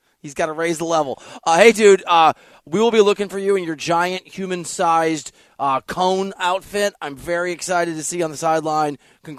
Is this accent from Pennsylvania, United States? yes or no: no; Iowa, United States; moved away; I'm from Iowa. What can I say? We say weird stuff there